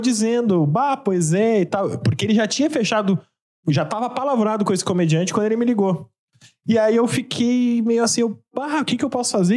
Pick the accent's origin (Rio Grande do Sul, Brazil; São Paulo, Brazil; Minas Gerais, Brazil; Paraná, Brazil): Rio Grande do Sul, Brazil; Porto Alegre; eu sou de Porto Alegre, mas meu pai era mineiro